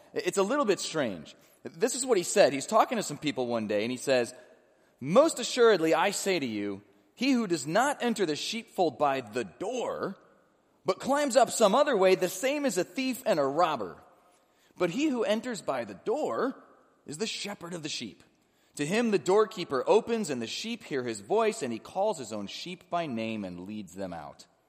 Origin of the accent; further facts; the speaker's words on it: Illinois, United States; now in Cincinnati, United States; I grew up in Illinois